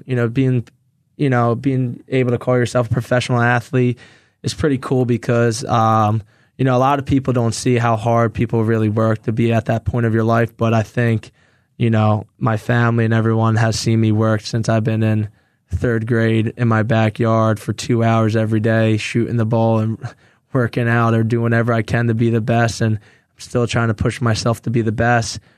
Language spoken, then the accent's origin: English; Philadelphia, Pennsylvania, United States; to play in my hometown